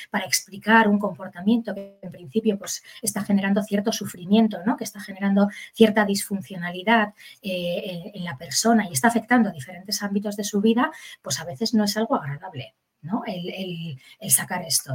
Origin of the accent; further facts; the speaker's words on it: Bilbao, Basque Country, Spain; yo soy de Bilbao